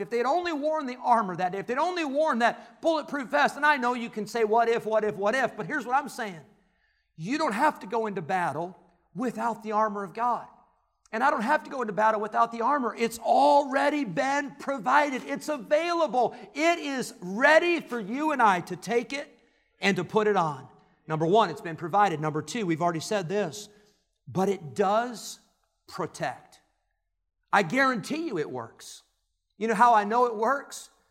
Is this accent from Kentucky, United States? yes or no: no; Illinois, United States; moved away; where I grew up in Illinois, it was the Cubs and the Cardinals.